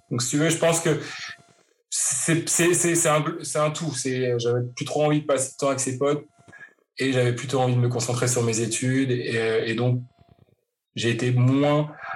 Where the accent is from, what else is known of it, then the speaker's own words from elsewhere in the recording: Paris, Île-de-France, France; moved away as an adult; now in Vancouver, Canada; je suis parisien d'origine, euh, j'ai grandi à Paris, je suis né à Paris